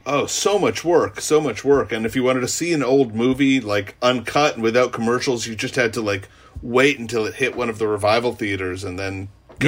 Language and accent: English; New York City, New York, United States; I grew up in New York City